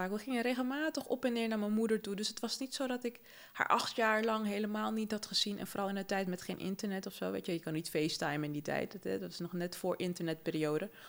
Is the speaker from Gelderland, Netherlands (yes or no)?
no; Amsterdam, North Holland, Netherlands; also born or lived in Paramaribo, Suriname; Ja, ik, ik groeide op in Zuidoost, hè. Dus dat is zo'n soort Suriname